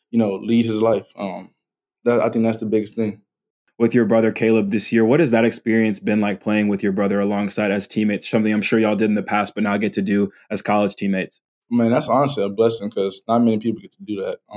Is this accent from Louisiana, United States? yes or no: yes; Baton Rouge, Louisiana, United States; growing up in Baton Rouge